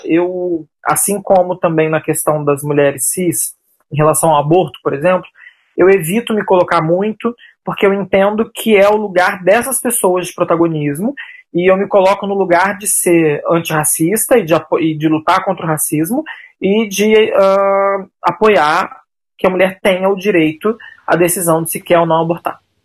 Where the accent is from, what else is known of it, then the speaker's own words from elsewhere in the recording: São Paulo, Brazil; moved away as an adult; now in Rio de Janeiro, Brazil; eu sou natural de São Paulo, moro no Rio de Janeiro há 12 anos